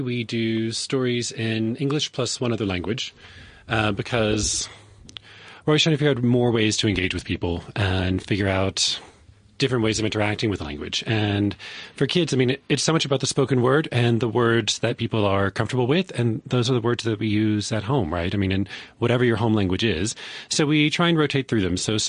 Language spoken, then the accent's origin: English; KwaZulu-Natal, South Africa; first language Zulu; English is a second language; Yes, that's exactly right. Zulu is my mother tongue.